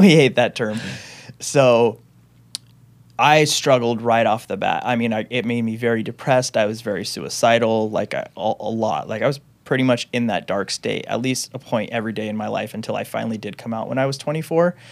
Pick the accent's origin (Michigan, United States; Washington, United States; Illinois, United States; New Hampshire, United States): Washington, United States; Renton; also born or lived in Seattle, Washington; I grew up in the Renton, Washington area